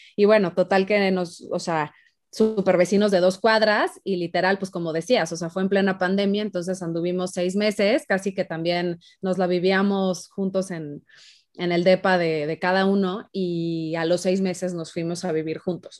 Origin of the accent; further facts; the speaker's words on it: Guadalajara, Jalisco, Mexico; moved away as an adult; now in Mexico City, Mexico; yo soy de Guadalajara, me vine acá un rato, me regresé a Guadalajara.